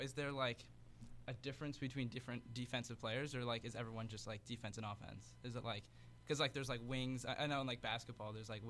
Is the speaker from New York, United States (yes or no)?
yes; Millbrook, New York, United States; I'm from right near there. Yes. I'm from Millbrook myself.